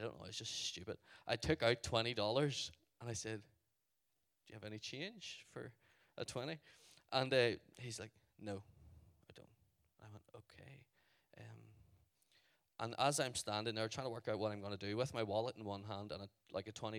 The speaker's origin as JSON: {"language": "English", "country": "Ireland", "said": "I'm from Ireland."}